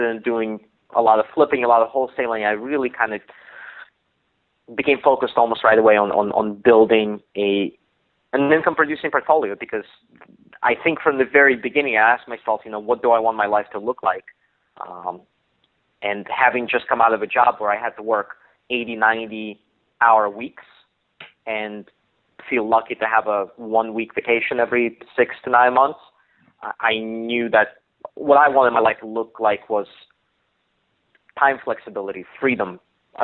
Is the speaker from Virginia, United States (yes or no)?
yes; Virginia, United States; I moved back to my hometown, my home state of Virginia